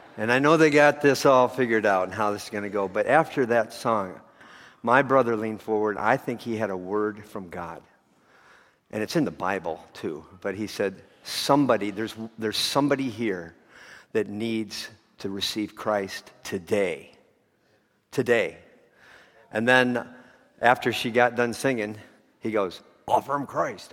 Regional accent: Chicago, Illinois, United States; growing up around Chicago

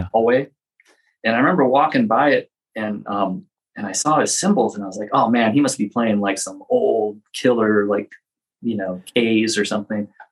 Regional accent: Los Angeles, California, United States; I grew up in Los Angeles here

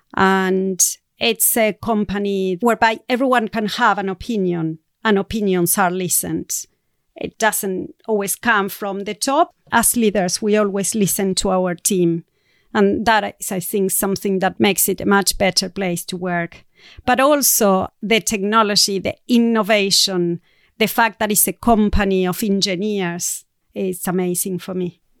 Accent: Argentina; moved away as an adult; I'm going to be moving back to Argentina. So it's going to be a big change in readjusting back to my home country and the culture of South America.

